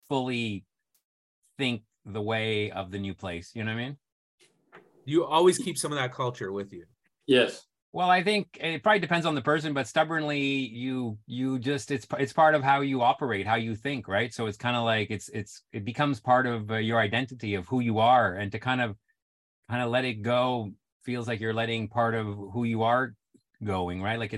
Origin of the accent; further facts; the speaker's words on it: Montreal, Quebec, Canada; now in Toronto, Canada; I am still from Montreal.